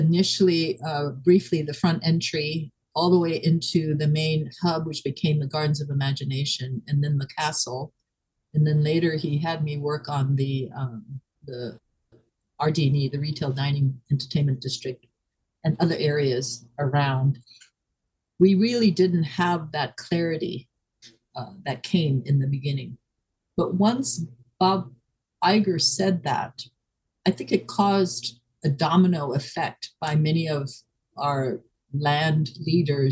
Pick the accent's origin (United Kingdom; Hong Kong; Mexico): Hong Kong; moved away; I am Shanghainese, but I was born in Hong Kong and raised